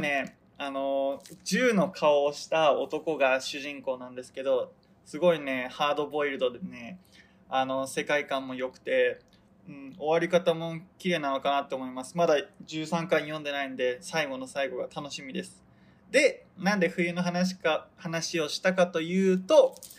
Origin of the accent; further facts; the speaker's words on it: Hokkaido, Japan; now in Tokyo, Japan; 北海道に地元に帰る予定なんですけど